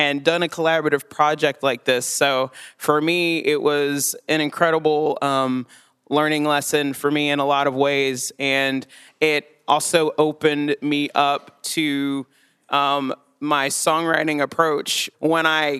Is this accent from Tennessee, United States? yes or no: yes; Chattanooga, Tennessee, United States; moved away as an adult; now in Johnson City, United States; I grew up in Chattanooga, Tennessee. I lived there for the first 19 years of my life